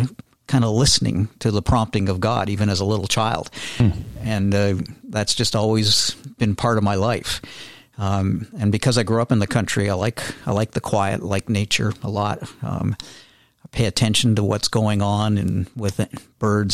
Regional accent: Millgrove, Ontario, Canada; I grew up about 10 miles north of Hamilton, a little farming community called Millgrove

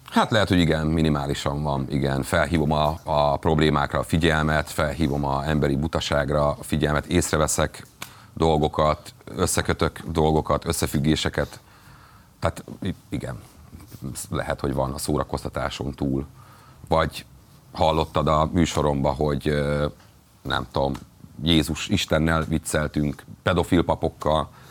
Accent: Borsod-Abaúj-Zemplén, Hungary; borsodi vagyok

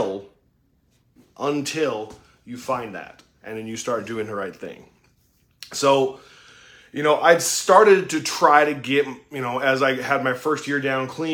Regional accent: Utah, United States; I was raised in Utah.

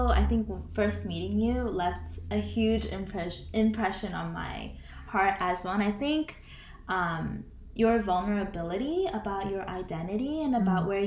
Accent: Bay Area, California, United States; in terms of my Christian background, I grew up um, in the Southern Baptist Korean American Church in the Bay Area. And currently, I still do identify as a Christian

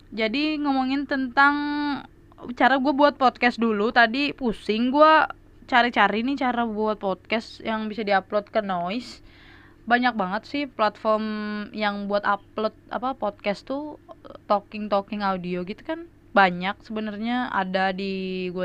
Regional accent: Medan, North Sumatra, Indonesia; gua tuh orang Medan kan tadi udah bilang ya orang Medan

